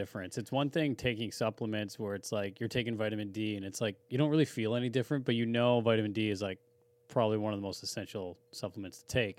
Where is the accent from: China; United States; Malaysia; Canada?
Canada; Langley, British Columbia; I grew up in Brookswood